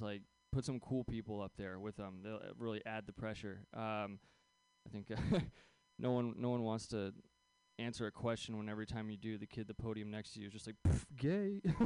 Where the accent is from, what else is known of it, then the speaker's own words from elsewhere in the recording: San Francisco Bay Area, California, United States; I grew up here in the Bay Area